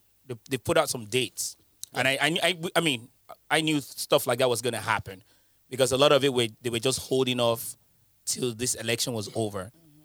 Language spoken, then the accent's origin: English; United Kingdom; Listen, I'm British.